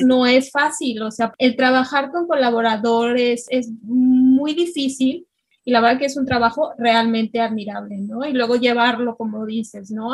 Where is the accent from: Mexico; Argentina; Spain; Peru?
Mexico; las tres que estamos aquí somos mexicanas